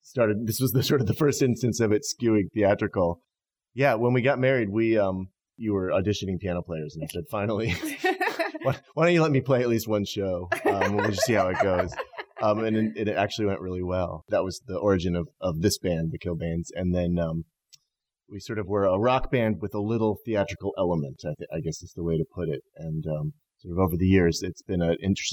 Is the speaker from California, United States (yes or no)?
yes; Berkeley, California, United States; now in New York, United States; I grew up in Berkeley